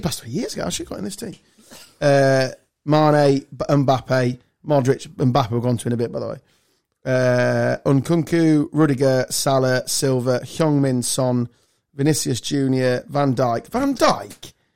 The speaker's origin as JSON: {"language": "English", "area": "Lincolnshire", "region": "East Midlands", "country": "United Kingdom", "tie": "born or raised there", "said": "Growing up in Lincolnshire."}